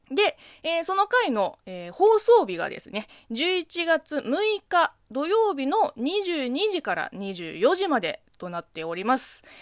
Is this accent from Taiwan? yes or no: no; China; Japanese is a second language; now in Japan; 中国生まれ、中国育ちの私、